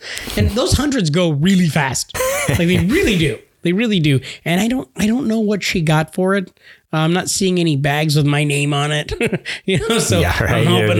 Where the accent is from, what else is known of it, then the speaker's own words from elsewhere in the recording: United States; We're American